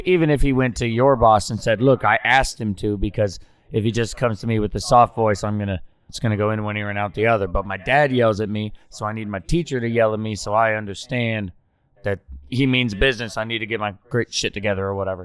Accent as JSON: {"language": "English", "region": "Oklahoma", "country": "United States", "tie": "born or raised there", "said": "I grew up in Oklahoma"}